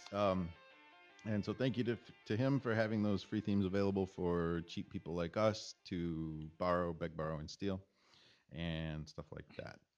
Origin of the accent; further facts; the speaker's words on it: Michigan, United States; I grew up in Michigan